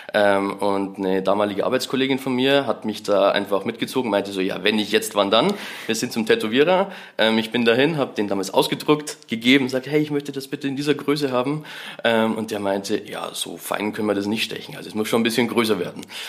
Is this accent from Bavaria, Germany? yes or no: yes; Bavarian Forest, Germany; ich bin halt im Bayerischen Wald am Land aufgewachsen.